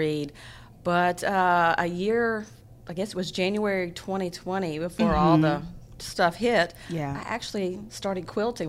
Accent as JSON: {"language": "English", "region": "Tennessee", "country": "United States", "tie": "born or raised there", "also_born_or_lived": "Huntington, West Virginia", "moved": "as an adult", "lives_now": "Beaumont, United States", "said": "because I grew up in Tennessee at the foot of the mountains, and then we were surrounded by mountains in Huntington."}